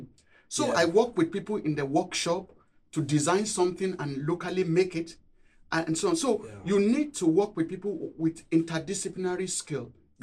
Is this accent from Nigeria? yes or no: yes; Nigeria; moved away as an adult; also born or lived in Cambridge, United Kingdom; now in Durham, United Kingdom; Growing up in Nigeria